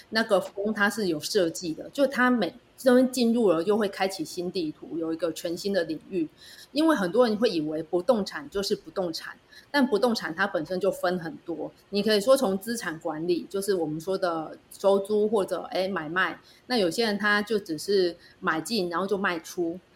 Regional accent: Penghu County, Taiwan; 我是从澎湖来的，住在海边

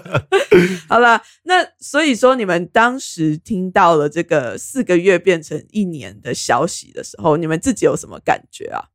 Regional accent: Taiwan; 我们台湾人

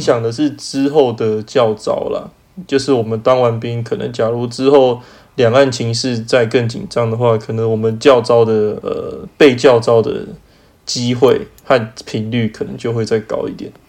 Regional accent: Taiwan; moved away; also born or lived in Germany; 我们其他台湾人

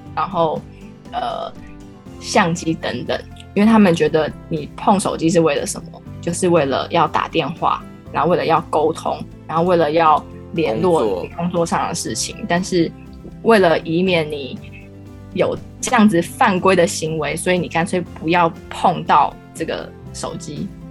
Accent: Taiwan; 身为台湾人，我好像忘记了我们原本的文化是什么

